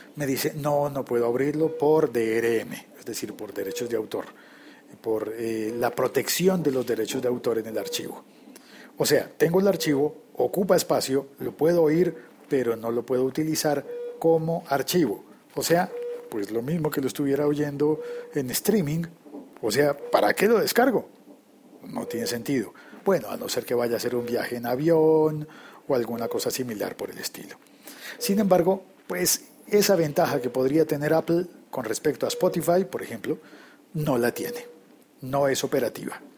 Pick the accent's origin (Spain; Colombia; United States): Colombia; la moneda local en mi país